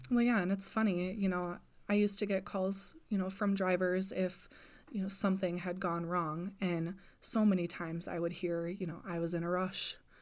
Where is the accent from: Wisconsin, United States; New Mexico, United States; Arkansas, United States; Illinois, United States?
Wisconsin, United States; Wausau; also born or lived in Marshfield, Wisconsin; I'm originally from Wausau, so I spend a lot of time there.